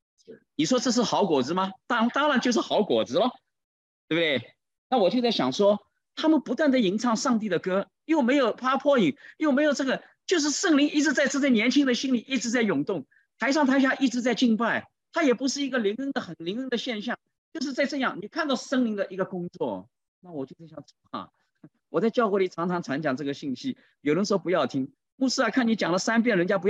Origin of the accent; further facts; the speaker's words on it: China; 就在这个时候，你知道上来了一位七十多岁的一位啊老人家，看到我们是中国人，就来跟我们打招呼。